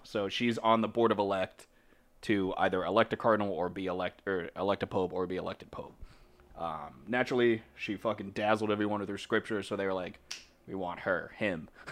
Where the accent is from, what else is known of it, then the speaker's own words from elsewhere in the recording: Boston, Massachusetts, United States; we're from Boston